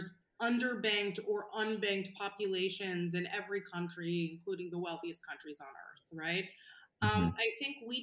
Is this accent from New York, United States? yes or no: yes; New York, United States; I'm a New Yorker by birth